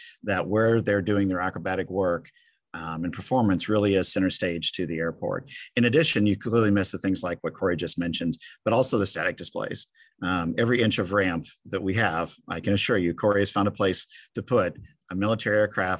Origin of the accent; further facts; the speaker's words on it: Grand Island, Nebraska, United States; I grew up outside Grand Island, Nebraska